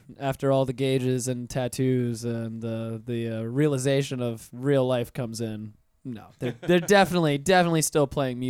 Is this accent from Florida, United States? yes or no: yes; Pensacola, Florida, United States; I'm from Pensacola